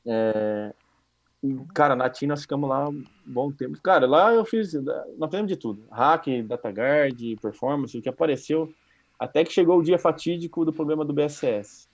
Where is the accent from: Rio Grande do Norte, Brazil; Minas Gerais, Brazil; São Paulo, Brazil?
São Paulo, Brazil; Campinas; moved away as an adult; para quem é do interior, como eu era de Campinas